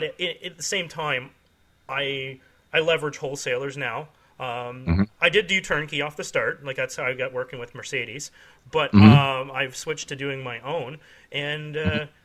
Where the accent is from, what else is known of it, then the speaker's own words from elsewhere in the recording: Canada; I'm a Canadian